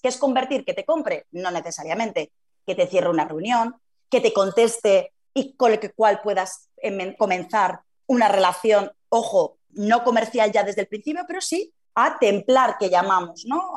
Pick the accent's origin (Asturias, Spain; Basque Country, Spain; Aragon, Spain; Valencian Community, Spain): Aragon, Spain; Zaragoza; yo que soy de Zaragoza